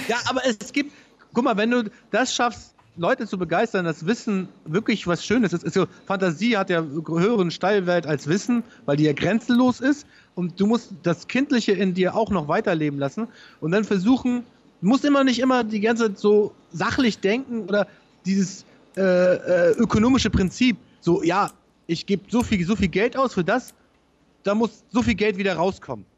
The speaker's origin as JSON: {"language": "German", "area": "Travemünde", "region": "Schleswig-Holstein", "country": "Germany", "said": "Bei uns in Tramünde"}